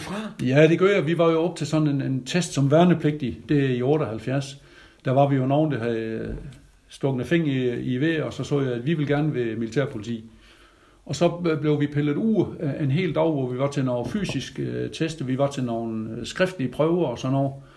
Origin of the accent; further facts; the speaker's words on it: Grønnebæk, near Jels, Southern Denmark, Denmark; accent: South Jutlandic; jeg er jo øh, er født i Grønnebæk, over Jels